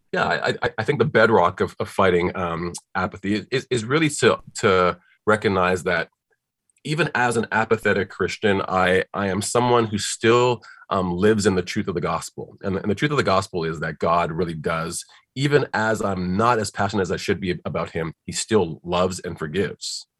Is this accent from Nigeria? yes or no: yes; Nigeria; moved away; I'm from Nigeria originally, and it's a very spiritual spiritual place